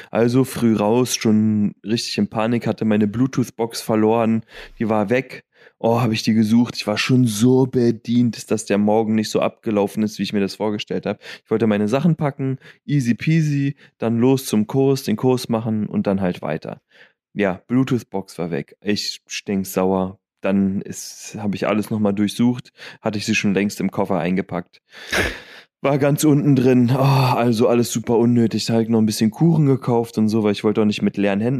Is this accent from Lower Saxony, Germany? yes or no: no; Lüdenscheid, North Rhine-Westphalia, Germany; in Lüdenscheid, in meiner Heimat